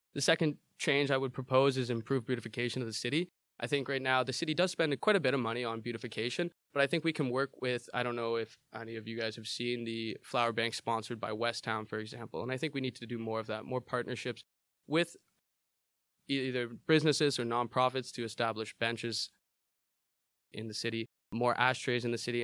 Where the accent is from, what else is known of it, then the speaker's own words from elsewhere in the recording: Hamilton, Ontario, Canada; I grew up in Hamilton.